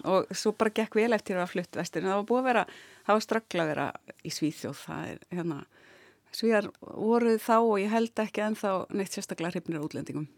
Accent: Ísafjörður, Westfjords, Iceland; moved away as an adult; also born or lived in Reykjavík; svo fluttu við aftur 1981 þegar ég er 11 ára og e, þannig að ég var þarna frá 11 ára aldrei og fram yfir mentó

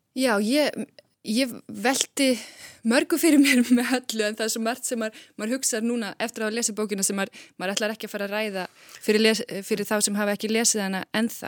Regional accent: Iceland; við erum náttúrulega Íslendingar

